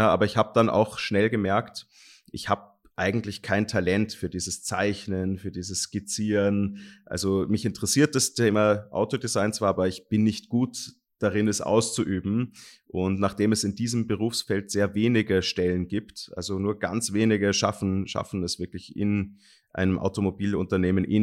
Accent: Germany; Ich, ich bin in Deutschland aufgewachsen.

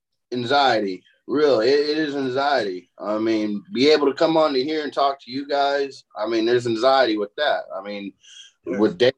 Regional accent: California, United States; Now I'm from California.

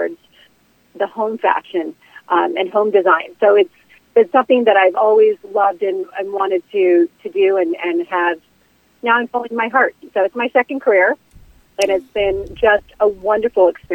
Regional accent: Seattle, Washington, United States; I came from Seattle, Washington. I was a country girl

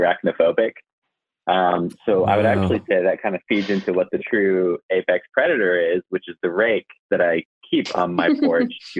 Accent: California, United States; now in Asheville, United States; I was born in California

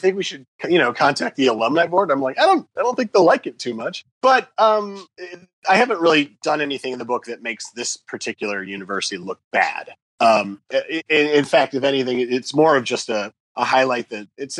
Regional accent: Indiana, United States; moved away as an adult; now in Los Angeles, United States; I live in Los Angeles. I've lived out here since the late 90s. Before that, I'm originally from Indiana.

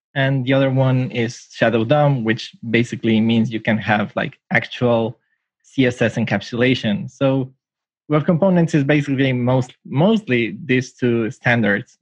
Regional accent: Mexico; now in Tokyo, Japan; I'm from Mexico, but I'm currently living in Japan

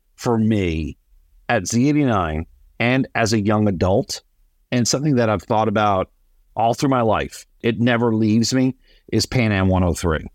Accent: New Jersey, United States; moved away; I grew up in New Jersey

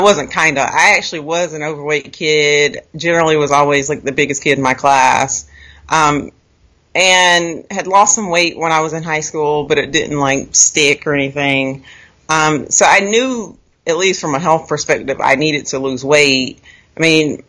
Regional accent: Raleigh, North Carolina, United States; now in Virginia, United States; I grew up in North Carolina, near Raleigh, and I currently live in Virginia.

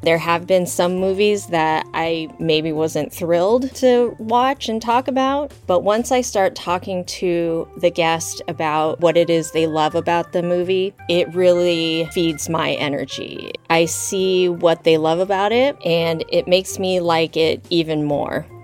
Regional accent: Tucson, Arizona, United States; moved away as an adult; now in Los Angeles, United States; I grew up in Tucson, Arizona for the most part, and I moved to Los Angeles in 2003.

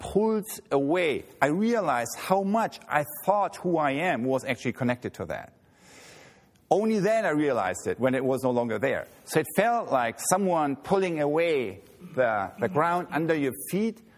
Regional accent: Germany; moved away as an adult; now in United States; I grew up near Hamburg

